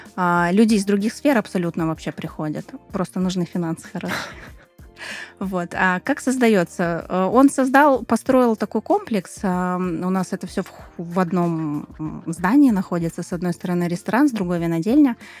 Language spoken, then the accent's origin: Russian; Moscow, Russia; moved away as an adult; now in Krasnodar Krai, Russia; я из Москвы